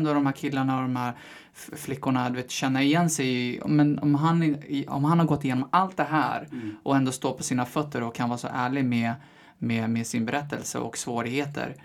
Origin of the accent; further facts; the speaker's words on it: Eskilstuna, Södermanland, Sweden; moved away as an adult; also born or lived in Hallstahammar; now in Stockholm, Sweden; jag är född och vuxen i Eskilstuna